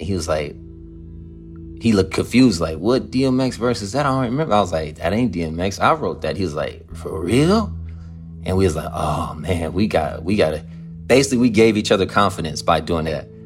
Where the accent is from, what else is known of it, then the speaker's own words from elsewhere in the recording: Compton, California, United States; I'm from West Side over here